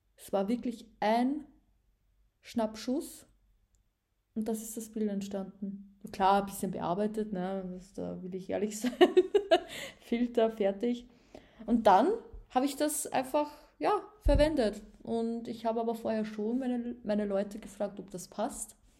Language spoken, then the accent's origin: German; Upper Austria, Austria; moved away as an adult; now in Vienna, Austria; Ich bin nämlich ein richtiges Landei. Ich komme ja ursprünglich aus Oberösterreich.